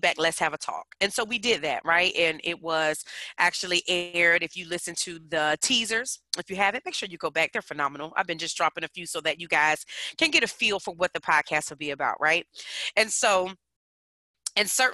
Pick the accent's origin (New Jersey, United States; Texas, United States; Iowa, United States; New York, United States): New Jersey, United States; Newark; now in Virginia, United States; I come from Newark, New Jersey. Shout out to the Bricks. Currently living in the Commonwealth, Virginia's for lovers